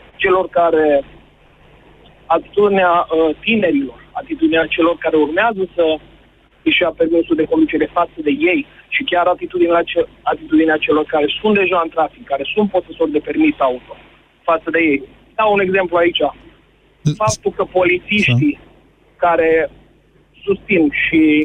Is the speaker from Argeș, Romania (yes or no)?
no; Drobeta-Turnu Severin, Mehedinți County, Romania; now in Timișoara, Romania; Eu sunt din Severin și fac Timișoara Severin foarte